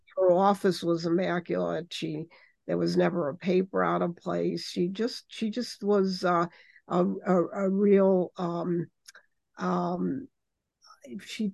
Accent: Chicago, Illinois, United States; I'm a Chicagoan born and bred

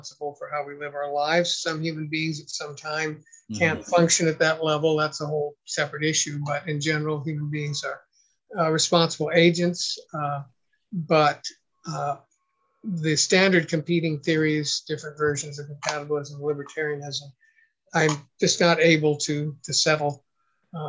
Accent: San Luis Obispo, California, United States; it was a Baptist church in my hometown, San Luis Obispo, California

